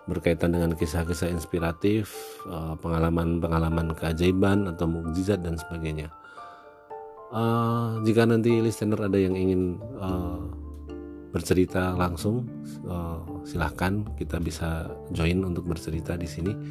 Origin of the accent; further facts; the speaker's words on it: Temanggung, Central Java, Indonesia; Dan terjadi di kampung halaman saya, tepatnya di rumah orang tua saya di daerah Temanggung sana.